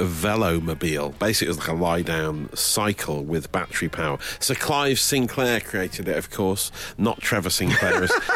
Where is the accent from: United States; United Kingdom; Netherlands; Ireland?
United Kingdom; Nottingham, East Midlands; my hometown of Nottingham